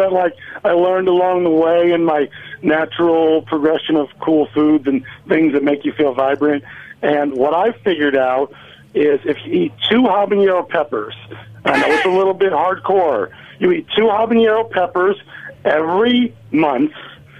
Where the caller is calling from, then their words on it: the deep south of Florida, United States; I'm calling from the deep south of Florida.